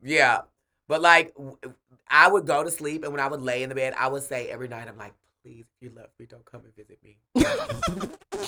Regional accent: Milwaukee, Wisconsin, United States; I'm from Milwaukee, Wisconsin

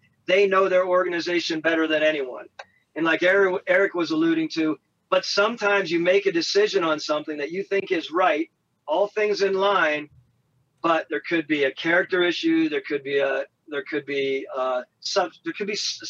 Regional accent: Colorado, United States; I came from God's country, Colorado

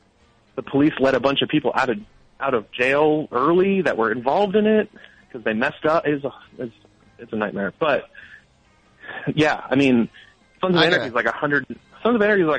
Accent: New Jersey, United States; I'm from New Jersey, so I grew up a Knicks fan, and I'm just used to it by now, I suppose.

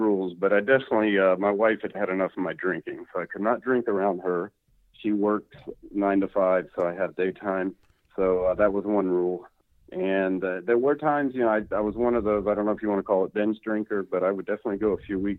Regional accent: Atlanta, Georgia, United States; I'm from Atlanta, Georgia, 41

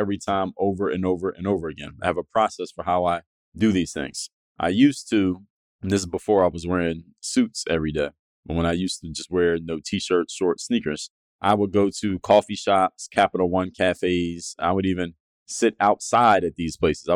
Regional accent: Philadelphia, Pennsylvania, United States; now in Miami, United States; I'm from Philadelphia

